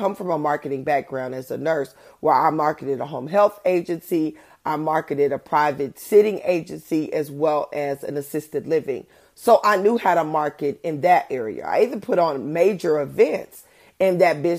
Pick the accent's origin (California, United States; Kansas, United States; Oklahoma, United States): Oklahoma, United States; Oklahoma City; I am speaking on my home court. I am from Oklahoma City, Oklahoma.